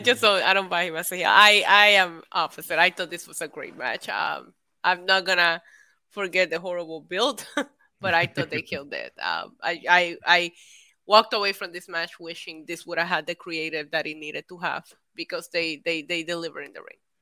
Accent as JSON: {"language": "English", "country": "Puerto Rico", "tie": "born or raised there", "said": "I grew up in Puerto Rico"}